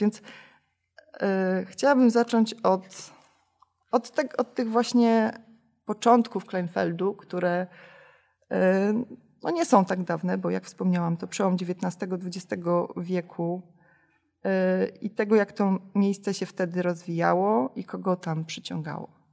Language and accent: Polish; Chorzów, Silesian Voivodeship, Poland; now in Bytom, Poland; Ja nie jestem bytomianką z urodzenia, tylko jestem chorzowianką z urodzenia